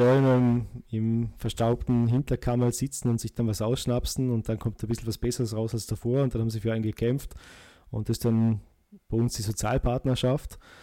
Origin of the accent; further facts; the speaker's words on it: Austria; bei uns in Österreich